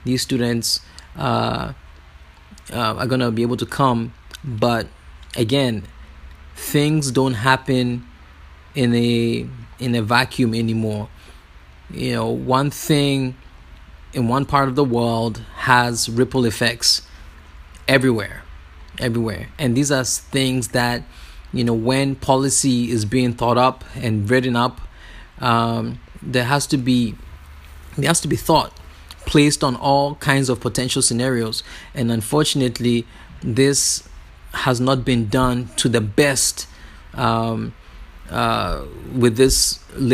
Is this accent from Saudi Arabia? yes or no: no; Ghana; moved away; also born or lived in California; I'm from Ghana